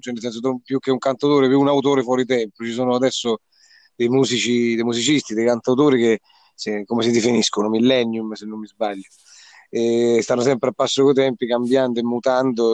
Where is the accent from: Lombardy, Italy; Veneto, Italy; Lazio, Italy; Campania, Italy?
Lazio, Italy; Grotte Santo Stefano; sono di Grotte Santo Stefano, Viterbo